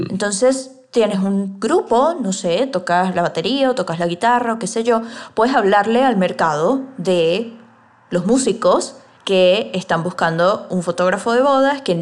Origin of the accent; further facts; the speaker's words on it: Venezuela; now in Mexico; Yo por lo menos soy venezolana y vivo en México.